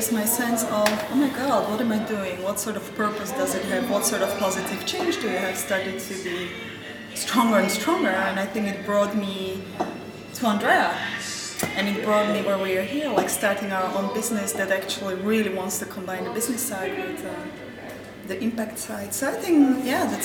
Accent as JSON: {"language": "English", "country": "Slovakia", "moved": "yes", "lives_now": "Amsterdam, Netherlands", "said": "I come from Slovakia"}